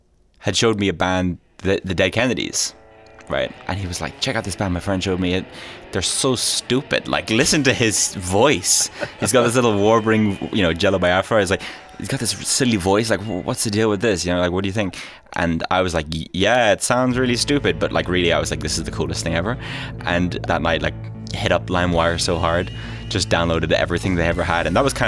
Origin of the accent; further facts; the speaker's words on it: Leinster, Ireland; also born or lived in Jeddah, Saudi Arabia; I was born in Saudi Arabia in Jeddah, so to two Irish parents, and I lived there for a few years. My parents sort of moved around a bit, I guess, because they sort of got kind of bored of Ireland in the 70s.